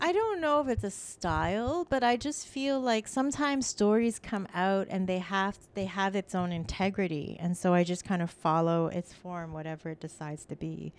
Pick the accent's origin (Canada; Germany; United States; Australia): Canada; Toronto, Ontario; English is a second language; also born or lived in Ottawa; now in Toronto, Canada; I was from Scarborough